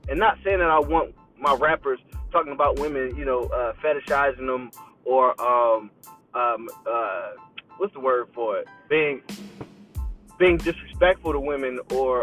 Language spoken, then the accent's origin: English; Philadelphia, Pennsylvania, United States; moved away; I'm from Philly